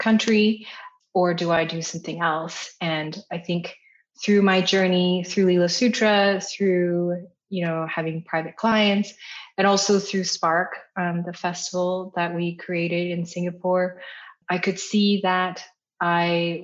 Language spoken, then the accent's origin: English; Canada; my parents are Taiwanese. I'm Taiwanese Canadian